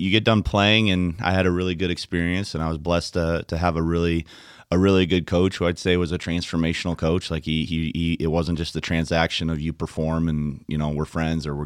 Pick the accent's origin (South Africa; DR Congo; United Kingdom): DR Congo; moved away; yeah, I was born in the Democratic Republic of the Congo, um, and my parents were missionaries there.